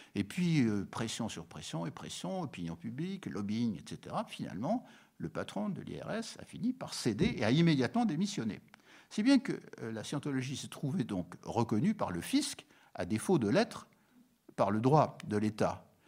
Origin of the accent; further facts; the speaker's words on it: France; nous sommes des Français, mais nous sommes aussi des Européens